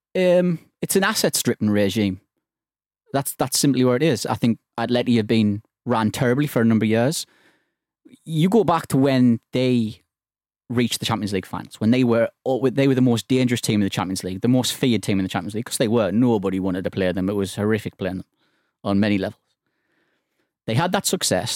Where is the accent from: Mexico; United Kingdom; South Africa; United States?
United Kingdom; England; as an Englishman